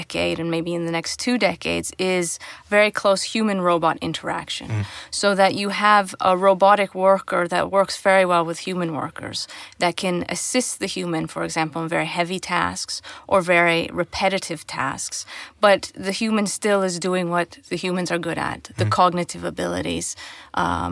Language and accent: English; Canada; growing up in Canada